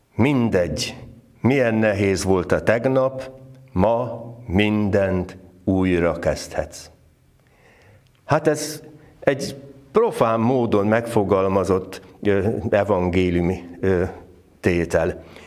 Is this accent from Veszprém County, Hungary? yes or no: yes; Várpalota, Veszprém County, Hungary; Várpalotán, ahol fölnőttem